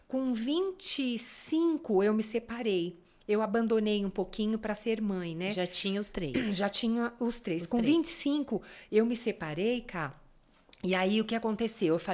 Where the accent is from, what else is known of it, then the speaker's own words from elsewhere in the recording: São Paulo, Brazil; eu sou paulistana.